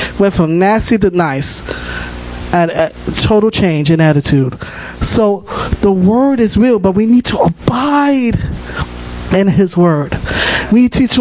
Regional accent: New York City, New York, United States; I'm from the Bronx. I'm born and raised.

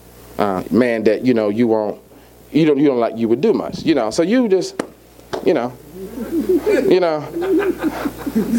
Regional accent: the South, United States; I'm from the South. And being from the South, I was reared by my grandmother

